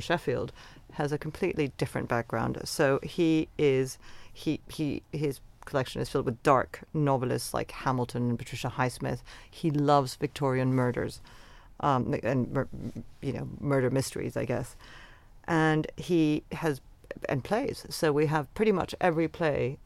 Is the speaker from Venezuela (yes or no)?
yes; Venezuela; now in London, United Kingdom; the world that I grew up in Venezuela